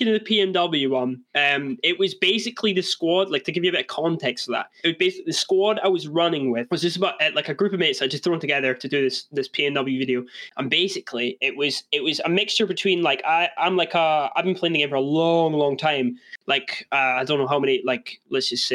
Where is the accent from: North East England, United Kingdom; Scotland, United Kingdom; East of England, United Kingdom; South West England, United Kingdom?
Scotland, United Kingdom; I'm from Scotland